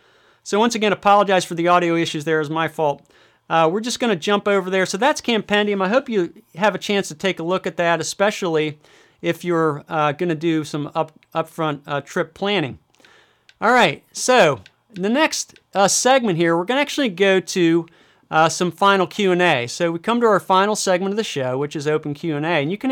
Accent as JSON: {"language": "English", "region": "Michigan", "country": "United States", "tie": "born or raised there", "said": "So here I'm going to do a quick search in my home state of Michigan."}